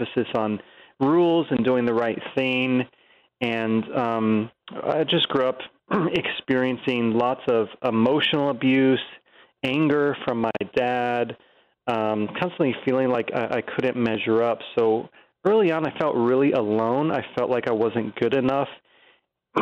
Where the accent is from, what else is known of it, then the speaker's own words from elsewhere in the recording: Virginia, United States; I grew up in Virginia and grew up going to church